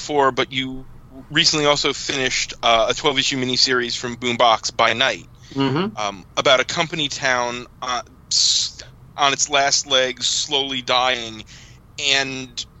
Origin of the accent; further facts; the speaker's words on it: Newark, New Jersey, United States; We grew up right near Newark, New Jersey.